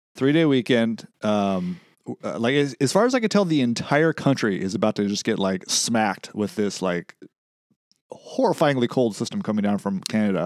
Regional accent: West Coast, United States; I'm from the West Coast.

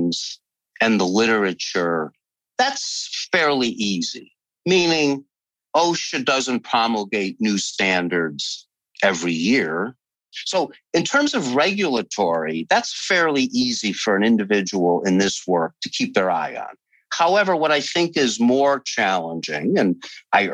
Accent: Northeast, United States; also born or lived in Chicago / California; I'm from the Northeast

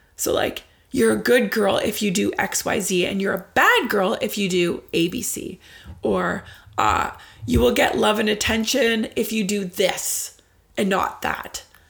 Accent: Ottawa, Ontario, Canada; here in my hometown of Ottawa

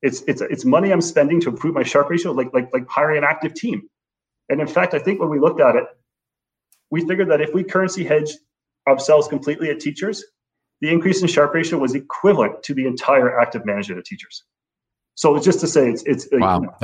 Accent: Canada; I would say very much as a Canadian investor, you should be super aware of your currency exposures.

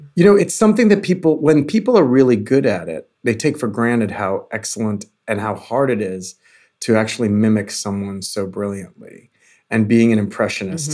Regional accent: New York, United States; growing up in New York

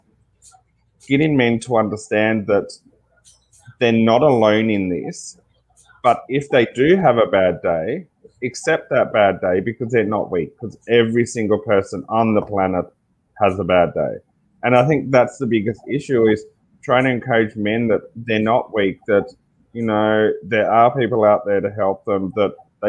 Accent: Tasmania, Australia; also born or lived in Sydney; now in Ballina, Australia; I'm Aboriginal. And from Tasmania, which is a small island right at the end of Australia. And with that, growing up being Indigenous

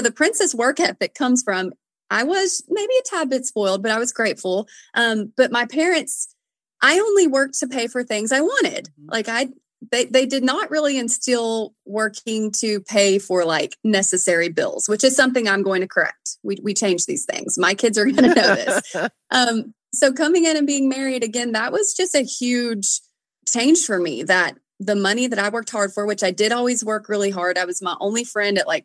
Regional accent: Nashville, Tennessee, United States; I've always sang because I'm from Nashville

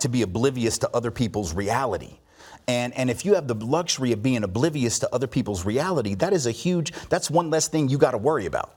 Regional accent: Nashville, Tennessee, United States; I was born here in Nashville, um, and went to public school from, from seventy-four to eighty-six here

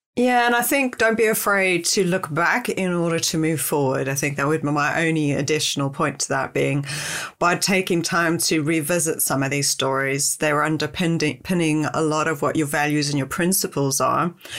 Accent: South Africa; I'm South African

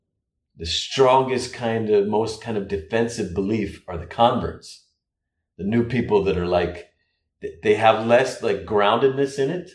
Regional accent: United States; in American culture where we have these high ideals about who we should be

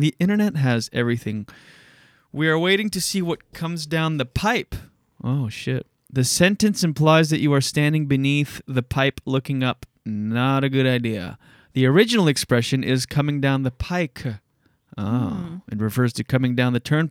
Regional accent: Canada; we're Canadian

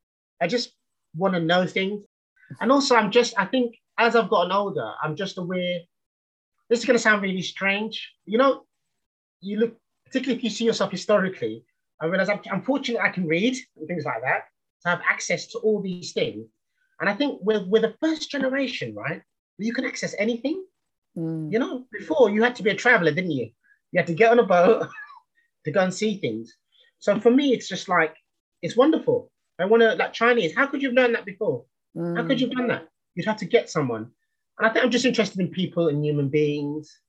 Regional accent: London, United Kingdom; I grew up in East London in the 70s

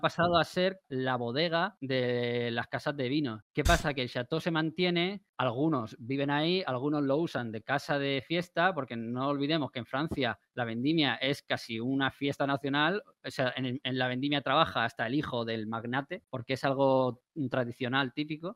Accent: Spain; somos los españoles

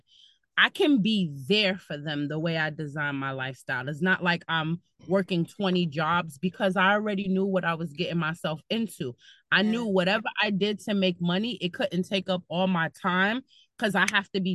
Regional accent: New York City, New York, United States; moved away as an adult; now in Bergen County, United States; I'm originally from Brooklyn and now I live in Bergen County. And what I was taught in the city, like growing up in New York

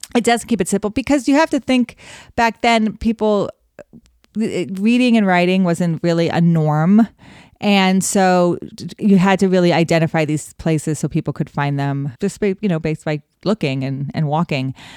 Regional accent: Wyoming, United States; I grew up in Wyoming

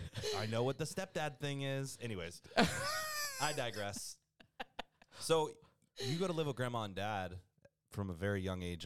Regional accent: the South, United States; now in San Diego, United States; I'm from the South.

